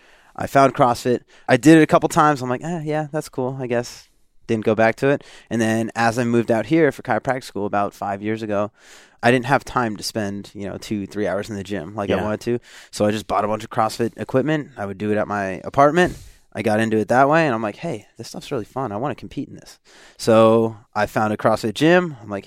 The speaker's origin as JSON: {"language": "English", "region": "Pennsylvania", "country": "United States", "tie": "born or raised there", "lives_now": "California, United States", "said": "I grew up in Northeast, but the United States. So I'm from Pennsylvania."}